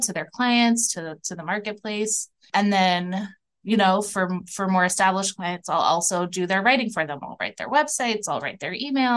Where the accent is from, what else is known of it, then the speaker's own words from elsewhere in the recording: outside of New York City, United States; now in Minneapolis, United States; I grew up outside of New York City